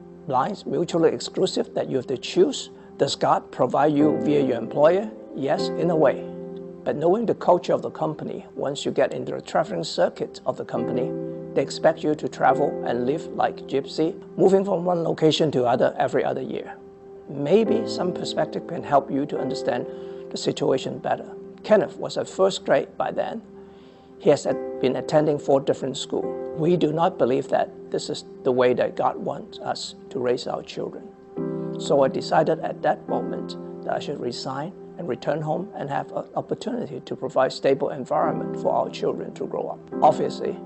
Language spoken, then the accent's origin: English; Hong Kong; moved away as an adult; also born or lived in Shanghai, China; now in Fairfax, United States; I was born and raised in Hong Kong. I came to America with my family, my wife and my two children, at the age of 35